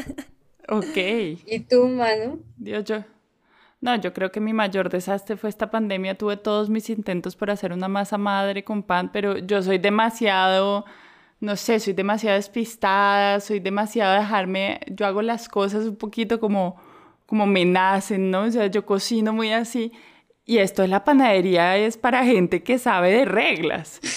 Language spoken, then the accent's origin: Spanish; Colombia; moved away; also born or lived in Mexico / Barcelona / Portugal; yo soy colombiana